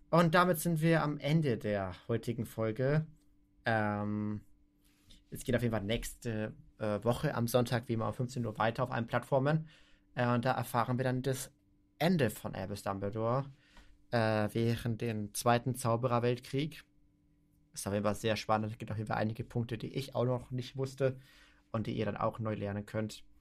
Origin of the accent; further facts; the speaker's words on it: Austria; Erstens, ich komme aus Österreich und ich kann einen Podcast äh, weiter international machen.